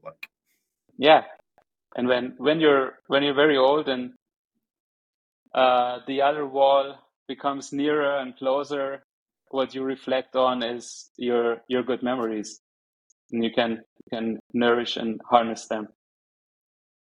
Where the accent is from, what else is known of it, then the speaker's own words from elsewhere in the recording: Germany; English is a second language; also born or lived in Tehran, Iran; the first part of my life growing up in Germany was close to my aunt here